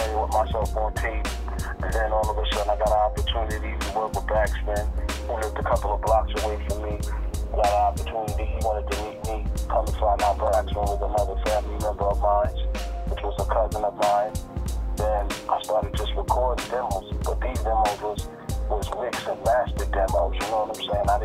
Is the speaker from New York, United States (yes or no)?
yes; New York City, New York, United States; growing up in Flatbush, Brooklyn